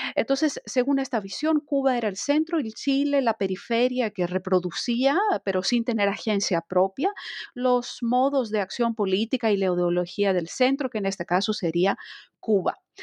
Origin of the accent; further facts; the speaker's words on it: Greece; moved away as an adult; also born or lived in France; empecé mis estudios de historia en Grecia, soy griega de nacionalidad